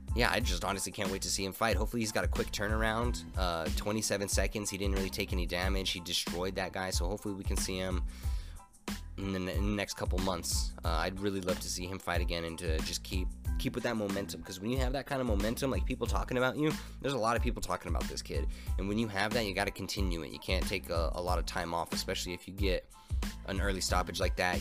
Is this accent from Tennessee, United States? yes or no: no; Albuquerque, New Mexico, United States; Albuquerque this weekend, my hometown